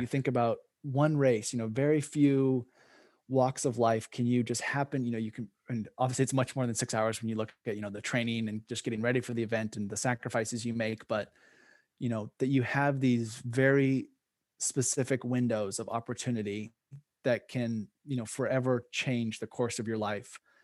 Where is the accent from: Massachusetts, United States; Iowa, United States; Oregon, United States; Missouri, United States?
Oregon, United States; I grew up in Oregon, which has a huge cyclocross scene